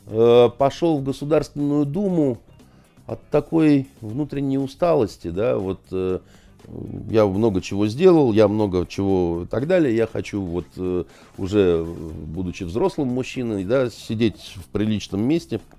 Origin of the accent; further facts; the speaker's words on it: Kyiv, Ukraine; Я киевлянин, я там, значит, из такой киевской элиты, я свободно говорю по-украински, у меня масса разных всяких достоинств, я э, россиянин